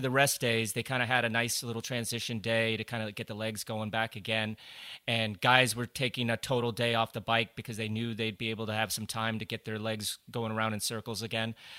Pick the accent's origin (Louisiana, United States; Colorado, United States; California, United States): Colorado, United States; I grew up in Colorado